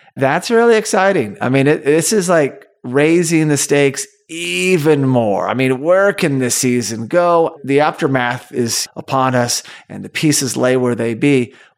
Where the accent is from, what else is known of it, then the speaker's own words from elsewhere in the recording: Tulsa, Oklahoma, United States; my hometown, Tulsa, Oklahoma